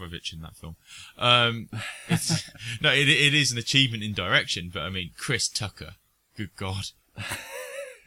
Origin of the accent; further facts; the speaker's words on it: United Kingdom; being British